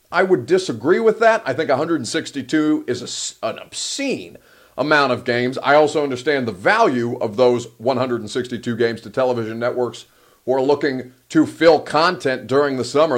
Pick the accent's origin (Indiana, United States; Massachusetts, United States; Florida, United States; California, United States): Indiana, United States; I'm from Indiana